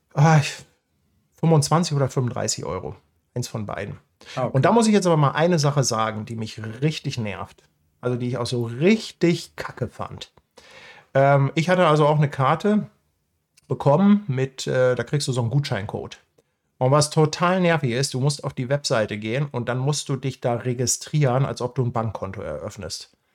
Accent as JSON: {"language": "German", "region": "Hamburg", "country": "Germany", "said": "für mich als Hamburger"}